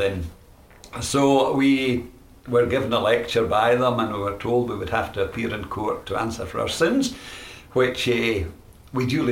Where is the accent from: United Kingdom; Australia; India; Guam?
United Kingdom; Glasgow, Scotland; I was born in Glasgow. I was brought up in Glasgow, in the west end of Glasgow.